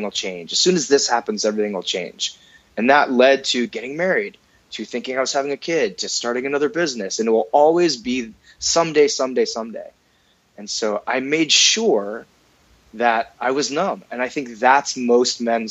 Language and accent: English; United States; I'm an American